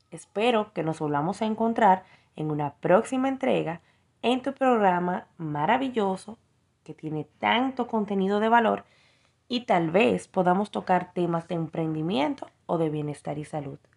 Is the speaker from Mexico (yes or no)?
no; Dominican Republic; now in Miami, United States; Hola, hola, muy buenas noches. … soy de República Dominicana pero actualmente radico en Miami, Florida.